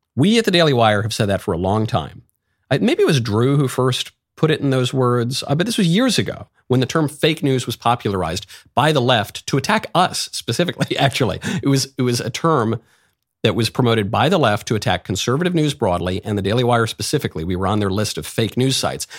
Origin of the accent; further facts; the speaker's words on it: New York, United States; moved away; also born or lived in Los Angeles; I'm from New York. I lived in L